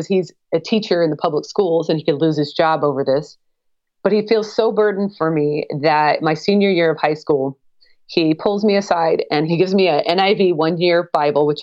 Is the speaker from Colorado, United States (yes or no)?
no; Portland, Oregon, United States; moved away as an adult; I grew up in the Pacific Northwest, Oregon, the Portland, Oregon area